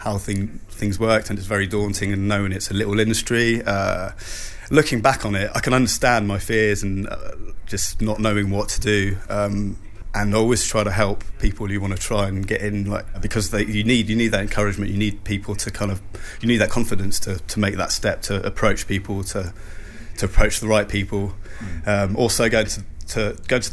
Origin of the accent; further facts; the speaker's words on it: Switzerland; moved away; I grew up in Switzerland